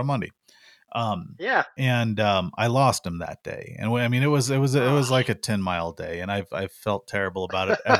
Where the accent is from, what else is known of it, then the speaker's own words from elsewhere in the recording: Missouri Ozarks, United States; now in Arizona, United States; I grew up in the Missouri Ozarks, and raccoons were a big part of life back there